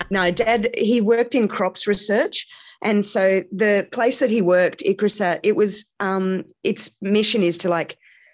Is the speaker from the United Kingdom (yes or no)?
no; India; Well, that's... happy that you asked. I grew up in India.